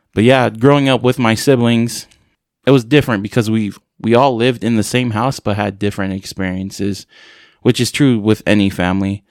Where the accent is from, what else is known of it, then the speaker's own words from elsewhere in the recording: San Francisco, California, United States; I'm originally from San Francisco, California. Uh, I grew up in a big family.